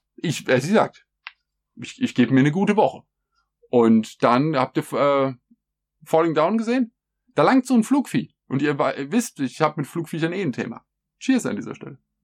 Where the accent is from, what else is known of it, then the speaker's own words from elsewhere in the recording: Germany; bei uns in Deutschland